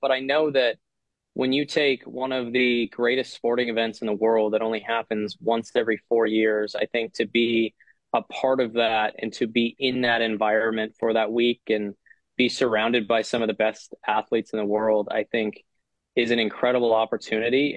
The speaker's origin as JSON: {"language": "English", "country": "Canada", "said": "as Canadian players"}